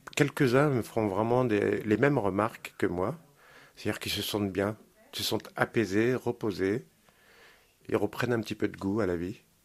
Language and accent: French; Caen, Normandy, France; J'ai grandi euh, dans le Calvados, à Caen